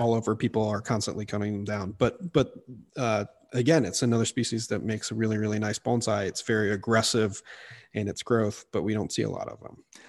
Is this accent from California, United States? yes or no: no; Missouri, United States; I, I grew up in Missouri, um, in the deciduous woods there